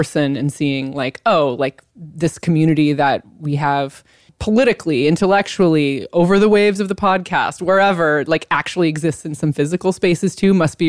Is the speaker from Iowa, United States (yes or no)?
yes; Iowa, United States; I'm from Iowa